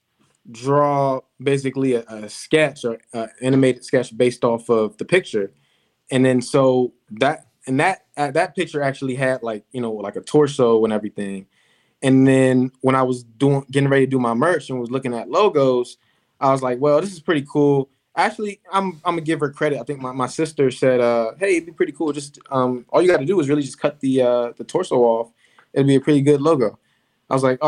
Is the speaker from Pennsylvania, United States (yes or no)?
no; Laurel, Maryland, United States; we from Maryland, but Laurel. So we're not from Baltimore.